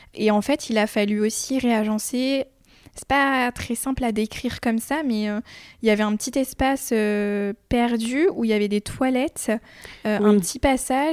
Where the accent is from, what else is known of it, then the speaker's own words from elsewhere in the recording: Chartres, Centre-Val de Loire, France; now in Poitiers, France; j'ai grandi à Chartres